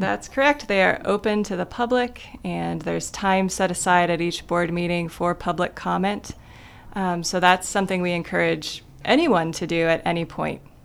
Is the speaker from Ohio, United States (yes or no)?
yes; Kidron, Ohio, United States; moved away as an adult; now in Athens, United States; I grew up in a town of less than a thousand people called Kidron, Ohio.